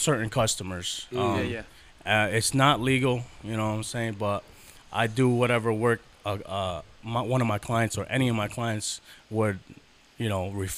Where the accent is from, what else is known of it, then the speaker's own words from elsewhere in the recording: Danbury, Connecticut, United States; I'm from Danbury